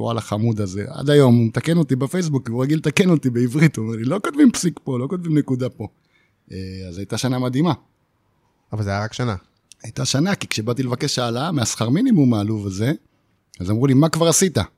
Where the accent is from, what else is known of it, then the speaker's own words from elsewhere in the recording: Ma'agalim, Southern District, Israel; במעגלים, מושב מעגלים, בדרום. עכשיו זה נקרא עוטף עזה